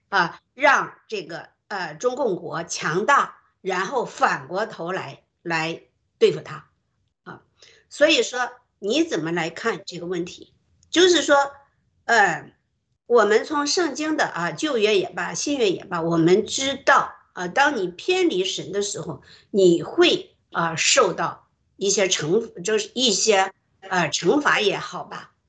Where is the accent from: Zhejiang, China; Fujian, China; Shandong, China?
Shandong, China; 我是山东人